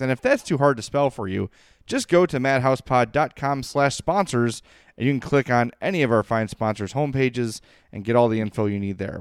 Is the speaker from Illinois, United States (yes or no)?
yes; Chicago, Illinois, United States; growing up on the South Side